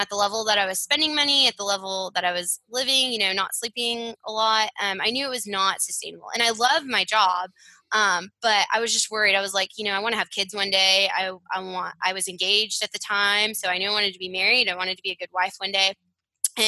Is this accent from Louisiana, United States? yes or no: no; Fort Worth, Texas, United States; also born or lived in Stillwater, Oklahoma; I'm from Fort Worth, Texas.